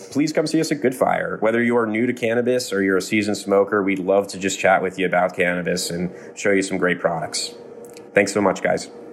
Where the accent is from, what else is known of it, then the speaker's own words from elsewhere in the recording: Pennsylvania, United States; moved away as an adult; also born or lived in Colorado; now in Vermont, United States; some time in Colorado and Pennsylvania, my home state